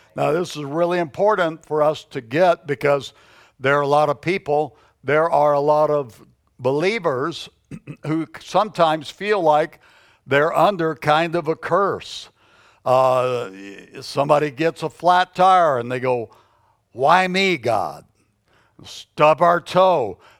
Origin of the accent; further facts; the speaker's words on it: United States; we are Americans